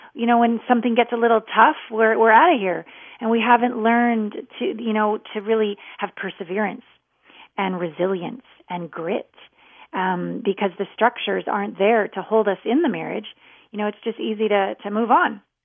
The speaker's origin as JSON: {"language": "English", "country": "Canada", "said": "I'm a Canadian"}